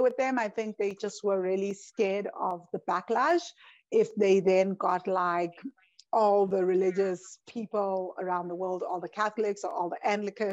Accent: South Africa; moved away; I am joining from a small little village called Chagastad in South Africa.

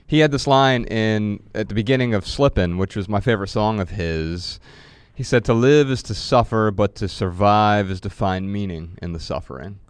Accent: Midwest, United States; we grew up in the Midwest

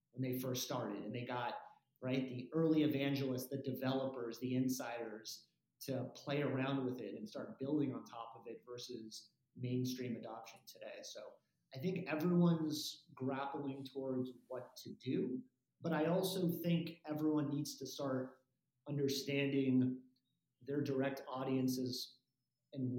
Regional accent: Los Angeles, California, United States; growing up in Los Angeles and going to the Troubadour

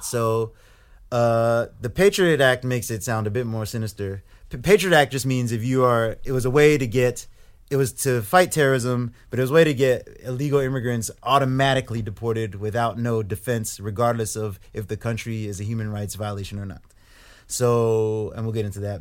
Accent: Grand Forks, North Dakota, United States; accent: thick American; moved away; also born or lived in Ipswich, England / Saint Louis, Missouri; grew up most of my, most of my life in North Dakota

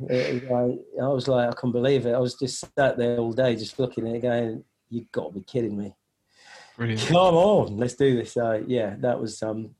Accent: Nigeria; born there; But because I was born in Nigeria, my mum was English and my dad was Nigerian.

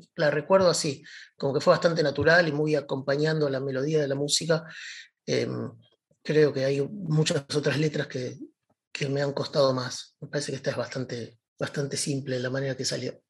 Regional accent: Buenos Aires, Argentina; crecí en Devoto, un poco equidistante de, las dos estaciones de trenes que tiene el barrio

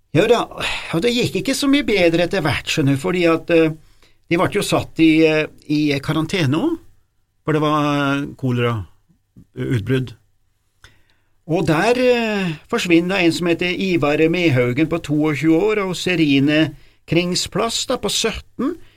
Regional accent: Norway; vi er fra Norge

